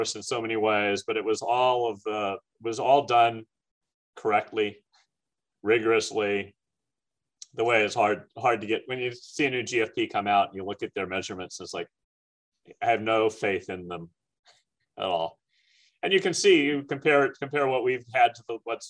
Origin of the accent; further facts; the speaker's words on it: San Francisco, California, United States; now in St. Louis, United States; the San Francisco Giants, which was my hometown team growing up